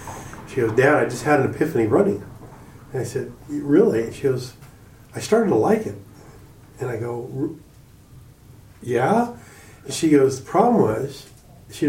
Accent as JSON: {"language": "English", "town": "Philadelphia", "region": "Pennsylvania", "country": "United States", "tie": "born or raised there", "moved": "yes", "lives_now": "Seattle, United States", "said": "growing up in Philadelphia"}